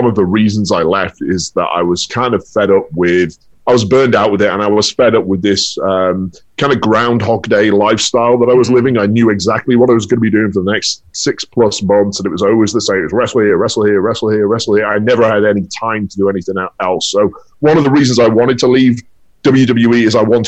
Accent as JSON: {"language": "English", "country": "United Kingdom", "moved": "as an adult", "lives_now": "Los Angeles, United States", "said": "coming home to the UK"}